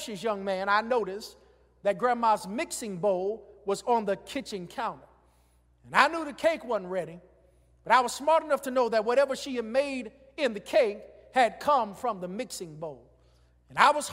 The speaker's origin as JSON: {"language": "English", "town": "Greensboro", "region": "North Carolina", "country": "United States", "tie": "born or raised there", "said": "when I was growing up in Greensboro, North Carolina"}